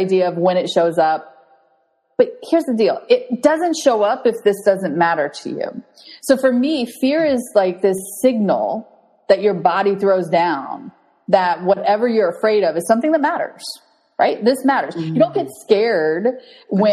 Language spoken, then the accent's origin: English; Gainesville, Florida, United States; Chris and I grew up in Gainesville, Florida, home of the bug